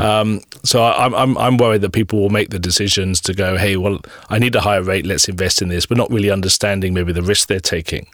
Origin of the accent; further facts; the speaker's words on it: New Zealand; proud to be living in New Zealand and, and being a New Zealander